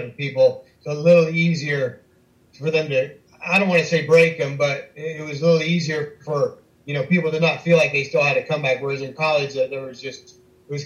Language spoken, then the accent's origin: English; Southern Iowa, United States; moved away as an adult; also born or lived in South Bay, California; growing up in Southern Iowa